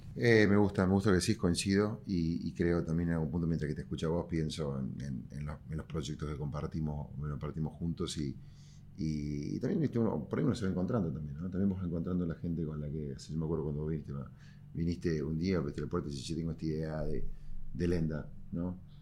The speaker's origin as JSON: {"language": "Spanish", "region": "Córdoba", "country": "Argentina", "said": "cordobés y emprendedor"}